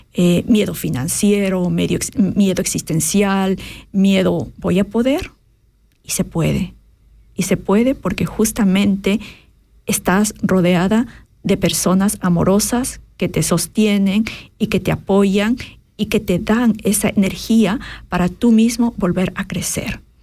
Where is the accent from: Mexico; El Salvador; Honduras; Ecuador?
Ecuador; Quito, Pichincha; moved away as an adult; also born or lived in Cayambe, Ecuador; now in Switzerland; soy ecuatoriana, eh, nací a las faldas del Cayambe, un, un, se llama? Una montaña, eh, montaña volcán muy importante en, Ecuador y crecí en la capital, en Quito